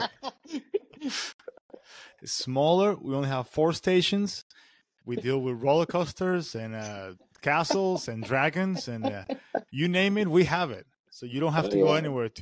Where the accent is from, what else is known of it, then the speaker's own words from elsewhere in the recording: Venezuela; moved away as an adult; now in United States; I'm coming from Venezuela, working in emergency system in Venezuela